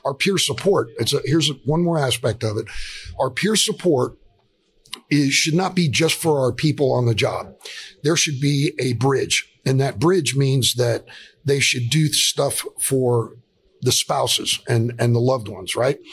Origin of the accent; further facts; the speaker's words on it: South Florida, United States; We're both from South Florida.